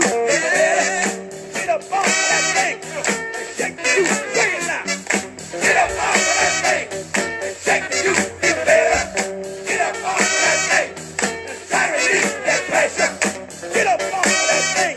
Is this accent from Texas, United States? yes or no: no; New Orleans, Louisiana, United States; I'm from New Orleans